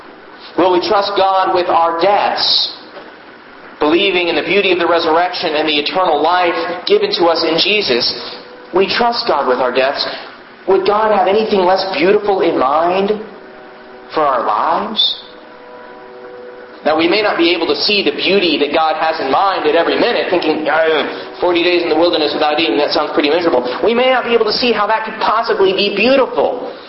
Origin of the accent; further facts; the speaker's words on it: Houston, Texas, United States; I grew up in Houston